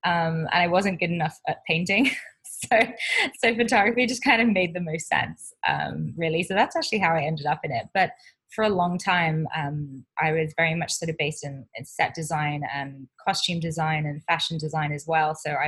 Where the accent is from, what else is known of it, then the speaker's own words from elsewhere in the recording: Wirral, North West England, United Kingdom; I moved around quite a bit, but I grew up in England. Most of my memories come from the Wirral, so which is a part of Cheshire in the northwest of England.